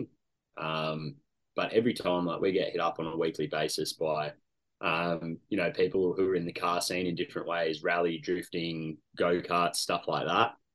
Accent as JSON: {"language": "English", "town": "Canberra", "region": "Australian Capital Territory", "country": "Australia", "tie": "born or raised there", "said": "born and bred in Canberra."}